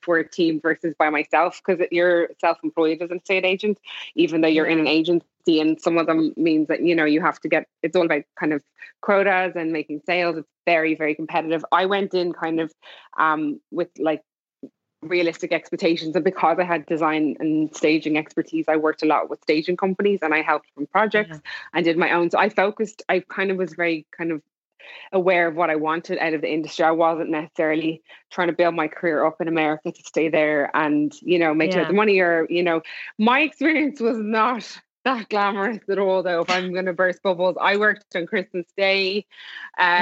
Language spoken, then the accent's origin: English; Ireland; moved away; also born or lived in Los Angeles; And I'm Irish as well